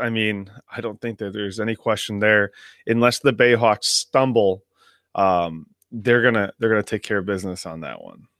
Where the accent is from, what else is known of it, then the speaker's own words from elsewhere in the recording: Midwest, United States; Growing up in the Midwest